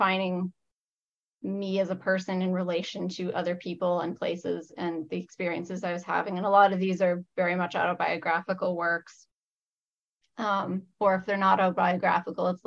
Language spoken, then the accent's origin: English; Niagara Fruit Belt, Ontario, Canada; now in Windsor, Canada; I grew up in the Niagara Fruit Belt.